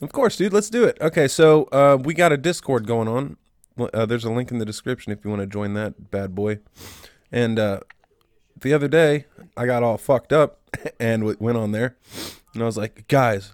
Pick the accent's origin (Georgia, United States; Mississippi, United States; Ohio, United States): Ohio, United States; I'm from Ohio.